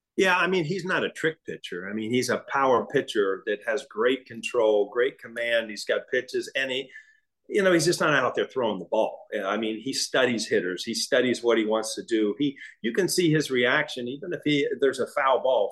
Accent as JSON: {"language": "English", "region": "Midwest", "country": "United States", "tie": "born or raised there", "said": "I grew up in the Midwest."}